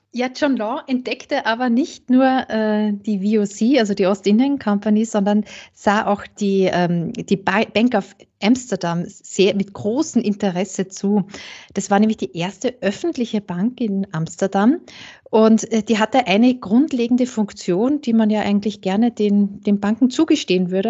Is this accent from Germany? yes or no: no; St. Pölten, Lower Austria, Austria; ich komme äh, aus St. Pölten, aus Niederösterreich, nicht so weit weg vom Burgenland.